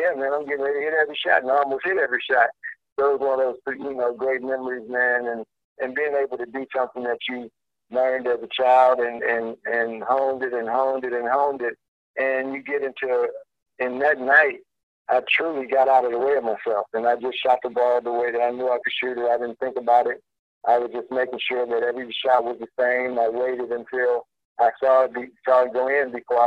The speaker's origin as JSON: {"language": "English", "town": "Chicago Heights", "region": "Illinois", "country": "United States", "tie": "born or raised there", "said": "being in Chicago, being in my hometown"}